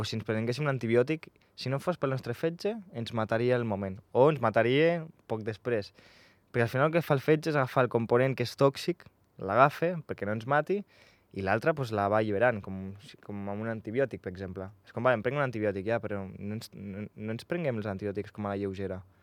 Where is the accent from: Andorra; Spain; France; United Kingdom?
Andorra; Jo vaig néixer aquí a Andorra